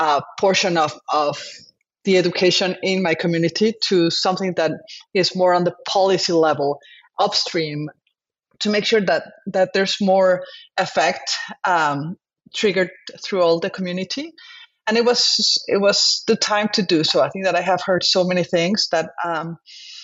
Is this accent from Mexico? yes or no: yes; Mexico; moved away as an adult; now in Mercer Island, United States; I am a physician from Mexico.